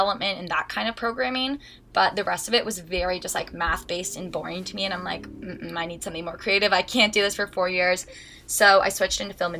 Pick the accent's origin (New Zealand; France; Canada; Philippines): Canada; Huntsville, Ontario; also born or lived in Toronto; So I am from Huntsville, Ontario, which is a really small, like, cottage town community